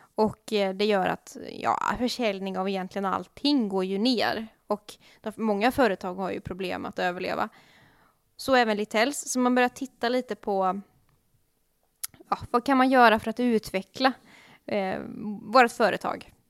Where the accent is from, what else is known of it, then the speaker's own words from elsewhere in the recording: Gothenburg, Västra Götaland, Sweden; som göteborgare